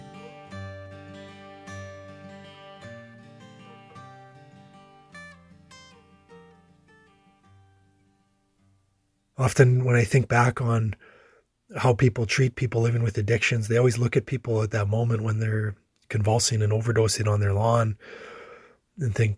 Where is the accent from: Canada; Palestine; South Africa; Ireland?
Canada; La Ronge, Saskatchewan; now in Saskatoon, Canada; I grew up in LaRonge.